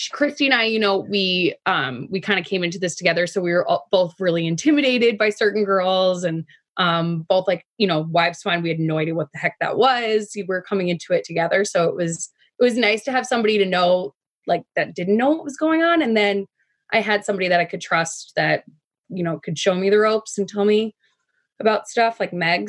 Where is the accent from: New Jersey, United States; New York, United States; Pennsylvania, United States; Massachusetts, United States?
New York, United States; Long Island; also born or lived in Cincinnati, Ohio / Toronto, Canada; my parents um, relocated to uh, Long Island, and I grew up here